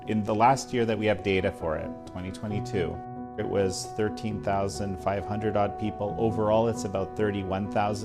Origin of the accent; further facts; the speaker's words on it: Canada; in my home country of Canada